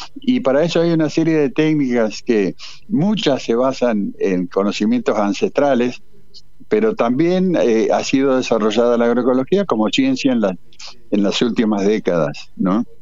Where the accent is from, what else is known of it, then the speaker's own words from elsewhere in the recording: Paraná, Entre Ríos, Argentina; moved away as an adult; Yo soy de Paraná, pero a los 20 años me fui eh, me fui de Paraná eh, eh, y, mi, vida de gurí fue en el río